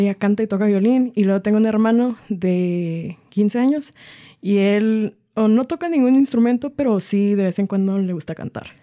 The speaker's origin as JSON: {"language": "Spanish", "town": "Arlington", "region": "Washington", "country": "United States", "also_born_or_lived": "Everett, Washington", "said": "vivo en la ciudad de Everett, nací en Arlington, soy del estado de Washington"}